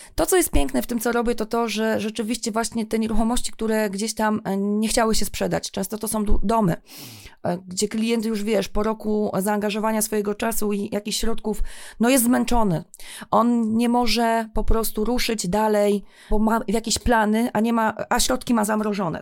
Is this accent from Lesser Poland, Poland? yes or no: no; Toruń, Kuyavian-Pomeranian Voivodeship, Poland; ja tutaj jestem z Torunia